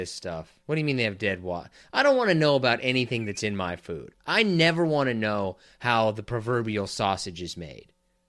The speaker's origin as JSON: {"language": "English", "region": "Kansas", "country": "United States", "said": "I'm also from Kansas"}